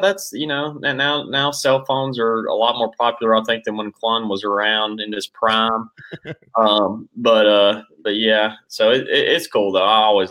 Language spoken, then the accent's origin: English; Cullman, Alabama, United States; also born or lived in Guntersville, Alabama / Auburn, Alabama; Coleman was a great place to grow up for me.